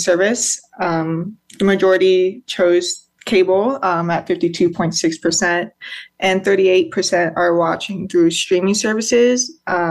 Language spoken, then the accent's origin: English; United States; I'm also American as well